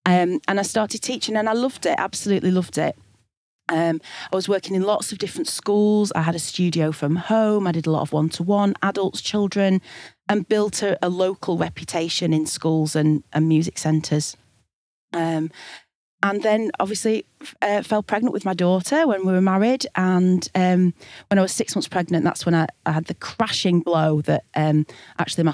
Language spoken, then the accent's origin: English; Blackburn, North West England, United Kingdom; also born or lived in Sheffield / Glasgow; I moved back to Blackburn, my hometown in Lancashire in the northwest